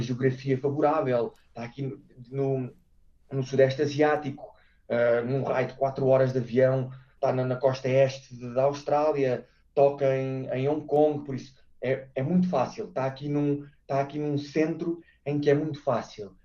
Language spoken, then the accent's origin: Portuguese; Portugal; moved away as an adult; also born or lived in Brazil / Norway; now in Singapore; nós somos portugueses